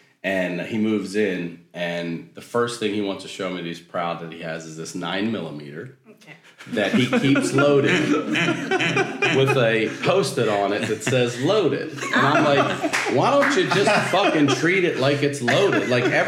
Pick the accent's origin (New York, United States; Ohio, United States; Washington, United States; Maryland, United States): Maryland, United States; moved away; I'm from Maryland. In Maryland, we don't have a lot of places. At least when I grew up, we didn't have gated access buildings